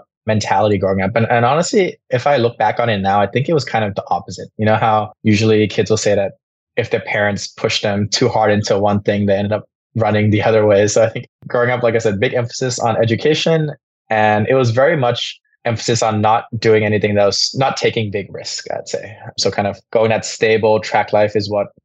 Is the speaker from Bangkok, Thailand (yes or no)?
yes; Bangkok, Thailand; I grew up in Bangkok, so born and raised in Thailand.